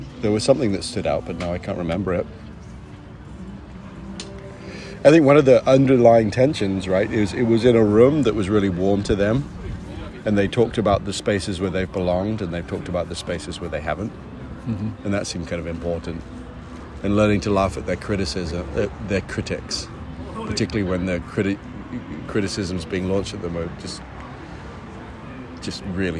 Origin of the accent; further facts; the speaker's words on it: England, United Kingdom; Everyone learns French in England.